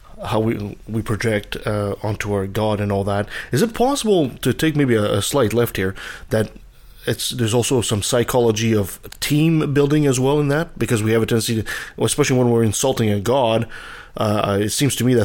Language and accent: English; Quebec, Canada; one of the places where I was born in Quebec